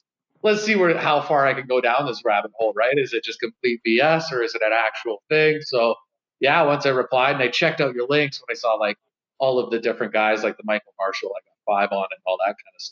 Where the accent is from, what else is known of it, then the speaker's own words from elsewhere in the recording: Vancouver Island, British Columbia, Canada; now in Calgary, Canada; I'm from Vancouver Island, Canada.